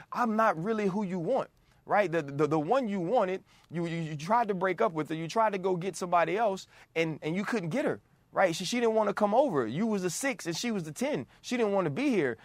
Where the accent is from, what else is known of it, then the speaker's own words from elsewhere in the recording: New Orleans, Louisiana, United States; I'm from New Orleans